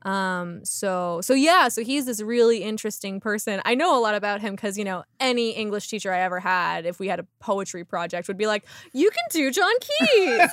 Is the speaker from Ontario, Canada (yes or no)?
yes; Windsor, Ontario, Canada; also born or lived in Toronto; now in Halifax, Canada; I'm from Windsor, Ontario originally